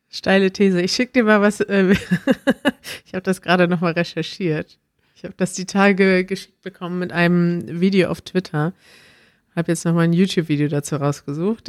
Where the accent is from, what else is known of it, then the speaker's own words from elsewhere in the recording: Germany; als Deutscher